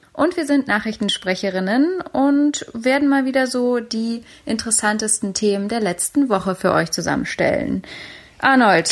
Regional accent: Berlin, Germany; meiner Heimatstadt, meine Mutterstadt Berlin

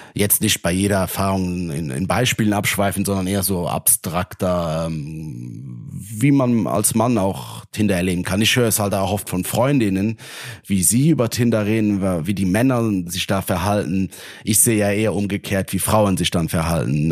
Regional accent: Luxembourg; ich komme aus Luxemburg, also ein kleineres Land

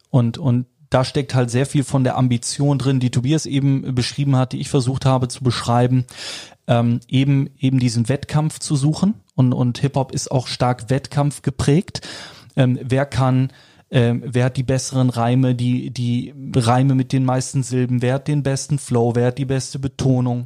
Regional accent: Cologne, North Rhine-Westphalia, Germany; als gebürtiger Kölner

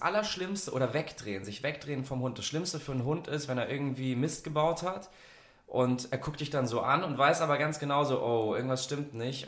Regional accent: Munich, Bavaria, Germany; now in Sylt, Germany; Ich komme ja ursprünglich aus München

